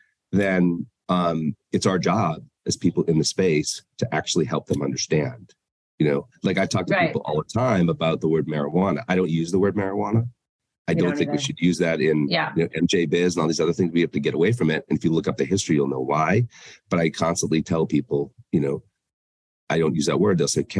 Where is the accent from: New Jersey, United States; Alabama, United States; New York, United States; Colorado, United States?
Colorado, United States; Denver; I mean, listen, growing up in Denver in that world, your fire inspector could be the villain or greatest person ever.